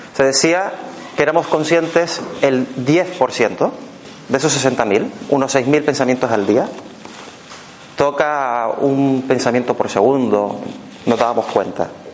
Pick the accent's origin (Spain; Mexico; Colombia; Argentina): Spain; Canary Islands; accent: Canarian; now in Barcelona, Spain; yo soy un canario residente en Barcelona. O sea que cuando me a decir cerebro con S, por ejemplo, no es que me pase nada en la boca, es que es mi forma de hablar